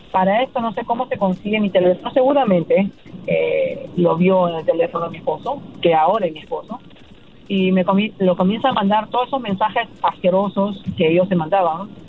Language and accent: Spanish; Peru; porque yo soy peruana y ese es el concepto